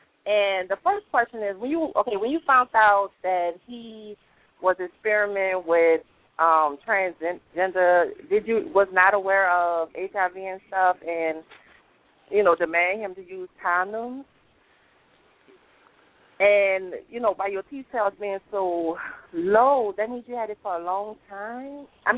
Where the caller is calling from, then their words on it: New Orleans, Louisiana, United States; from New Orleans. I called before.